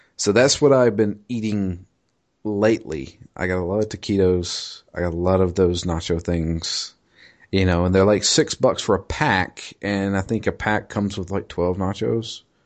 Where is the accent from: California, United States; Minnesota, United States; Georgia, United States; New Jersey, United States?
Georgia, United States; Commerce; my hometown of Commerce